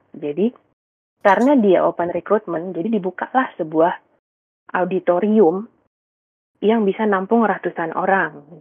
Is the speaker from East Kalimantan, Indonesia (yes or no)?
yes; Samarinda, East Kalimantan, Indonesia; moved away as an adult; Jadi aku tuh sebenarnya lahir dan besarnya di Samarinda, Kalimantan Timur sampai SMA, lalu berkuliah ke Surabaya di ITS, mengambil jurusan teknik sipil.